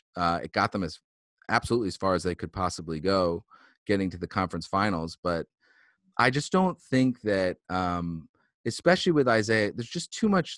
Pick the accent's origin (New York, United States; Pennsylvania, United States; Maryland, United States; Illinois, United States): Pennsylvania, United States; Philadelphia; moved away as an adult; now in Boston, United States; I moved up from Philly um, for college